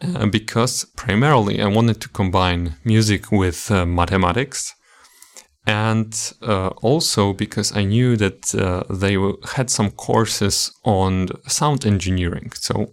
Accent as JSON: {"language": "English", "country": "Poland", "tie": "born or raised there", "second_language": "English", "said": "I was born in 1996 in Poland, and I lived all my life until I left for the university in Katowice."}